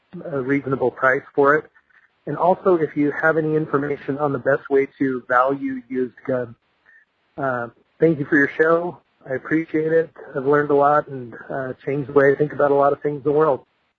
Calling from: Idaho, United States; I'm calling from Idaho

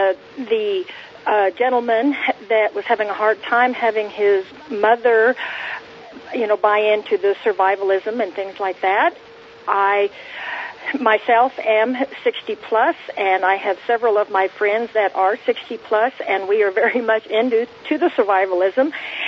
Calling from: Arizona, United States; I'm calling from Arizona.

